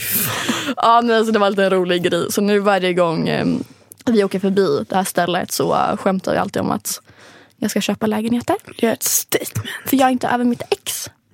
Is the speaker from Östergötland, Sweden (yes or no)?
yes; Linköping, Östergötland, Sweden; moved away; hemma i Linköping